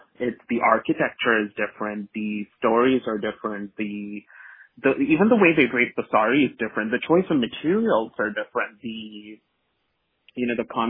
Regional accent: Kerala, India; first language Malayalam; English is a second language; Because I'm from Kerala, so I am a Keralite who, is a Roman Catholic. And my mother tongue is Malayalam, right?

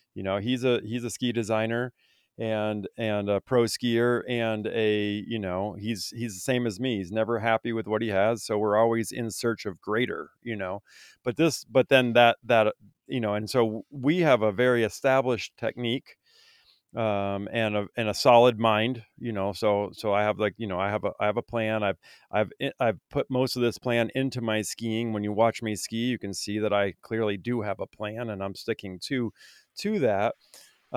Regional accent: Vermont, United States; I grew up in Vermont

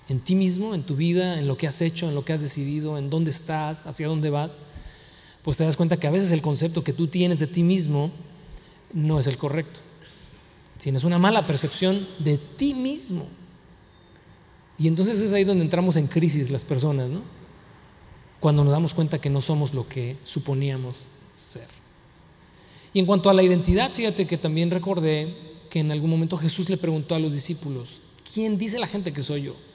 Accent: United States; born there; Pues, yo nací aquí en Estados Unidos, pero pues hablo español, tengo un nopal aquí tatuado, pues, o sea, nací aquí, pero no soy de aquí, ¿no?

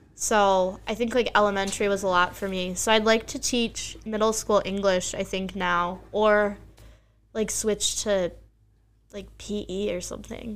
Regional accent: Bucks County, Pennsylvania, United States; I grew up in Bucks County, Pennsylvania

